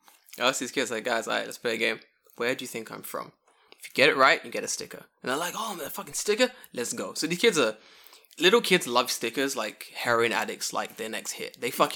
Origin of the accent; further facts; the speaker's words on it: London, United Kingdom; moved away as an adult; now in Japan; nah, dude, I'm from the UK, you know what I mean? Like, I'm from London, of all places.